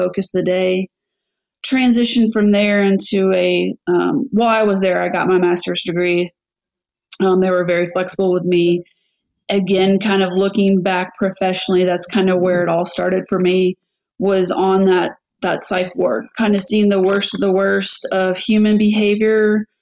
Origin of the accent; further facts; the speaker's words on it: Louisville, Kentucky, United States; I'm born and raised in Louisville